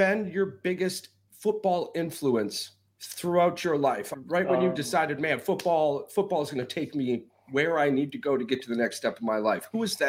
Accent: Upper Peninsula of Michigan, United States; we come from the UP. We're almost as far north of this damn country as you can get without going to Canada

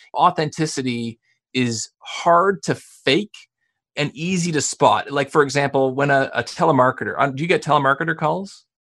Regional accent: Canada; accent: Canadian; as a Canadian, which you'll hear. I mean, I say process and project and about

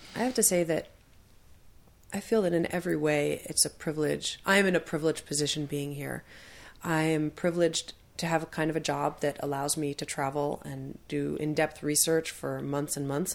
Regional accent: United States; I, as an American

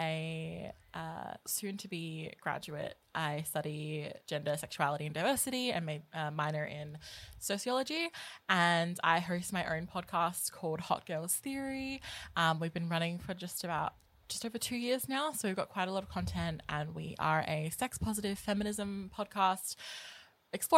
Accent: Adelaide, South Australia, Australia; we're both from Adelaide

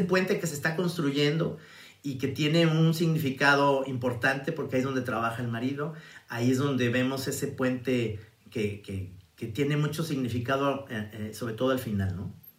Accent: Mexico; los mexicanos somos más

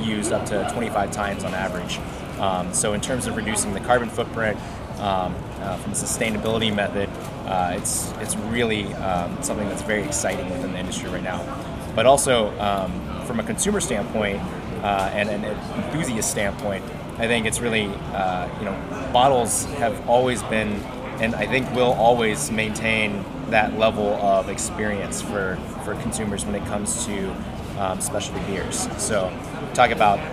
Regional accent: Lexington, Kentucky, United States; Lexington. That's my hometown

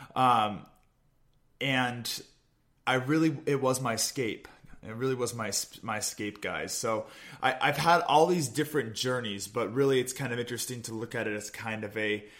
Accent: Olympia, Washington, United States; also born or lived in Midwest; I'm from Olympia, Washington. Uh, grew up just a, uh, a beautiful 30 minute drive south of where I met Catherine in Gig Harbor

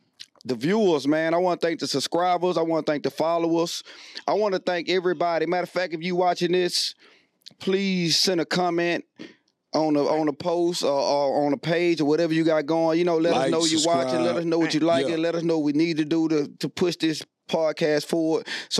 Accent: Houston, Texas, United States; We're from the north side

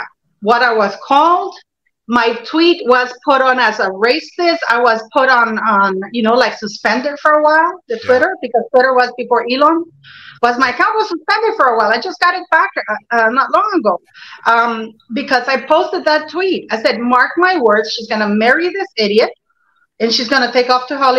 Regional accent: Canada; also born or lived in Norway; I'm Canadian. I live in Toronto, you know.

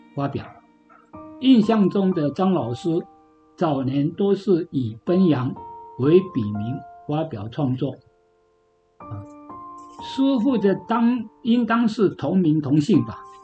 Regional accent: Yongjing, Changhua County, Taiwan; moved away as an adult; also born or lived in Japan; 那永靖就是我的故乡啊，我也在永靖国校

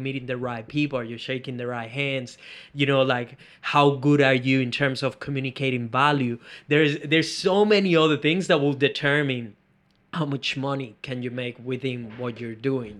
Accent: Venezuela; moved away; I come from Venezuela

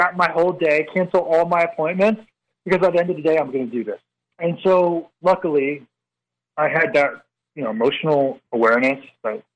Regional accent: Northern Virginia, United States; we're from the Northern Virginia area

